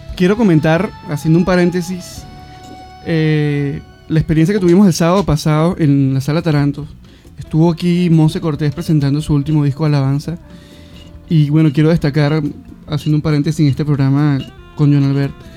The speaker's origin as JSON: {"language": "Spanish", "country": "Venezuela", "said": "yo, soy de Venezuela"}